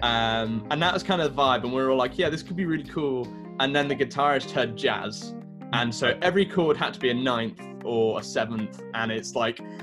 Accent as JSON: {"language": "English", "town": "Brighton", "region": "South East England", "country": "United Kingdom", "tie": "born or raised there", "said": "I grew up in Brighton, South Coast, England."}